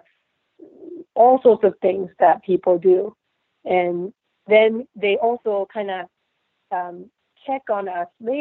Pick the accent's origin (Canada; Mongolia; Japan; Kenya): Japan; moved away as an adult; now in United States; I grew up in Japan